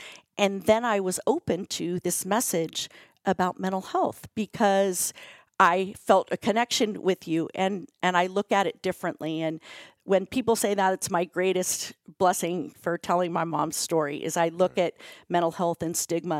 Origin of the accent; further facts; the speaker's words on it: Chicago, Illinois, United States; so I have three sisters, I'm from Chicago, and having those conversations and sharing those stories, it's been the most healing part of writing a book.